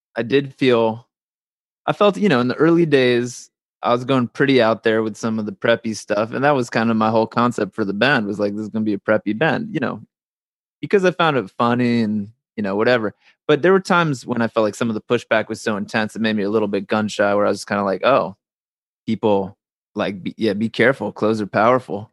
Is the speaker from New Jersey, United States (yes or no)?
yes; New Jersey, United States; the little town I grew up in New Jersey